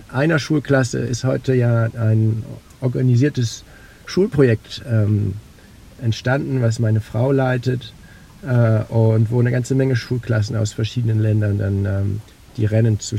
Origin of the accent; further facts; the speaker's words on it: Oldenburg, Lower Saxony, Germany; Ich bin ja in Oldenburg in Niedersachsen aufgewachsen, aber mein Leben hat sich immer in Norddeutschland abgespielt.